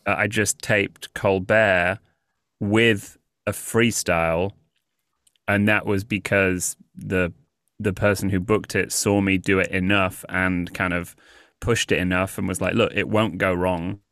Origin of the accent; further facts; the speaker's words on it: United Kingdom; moved away as an adult; also born or lived in Los Angeles; now in New York, United States; I'm British